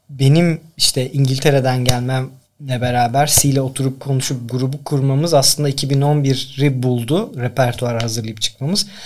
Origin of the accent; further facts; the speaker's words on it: Tekirdağ, Turkey; born there; 82 Tekirdağ doğumluyum ben. İşte aslında ben dükkana doğmuşum öyle diyorlar.